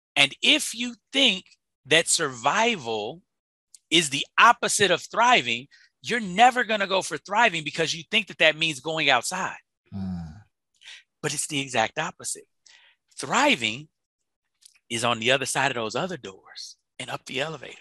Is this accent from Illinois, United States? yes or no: yes; Chicago, Illinois, United States; I'm from Chicago, so you know we got the it's the windy city.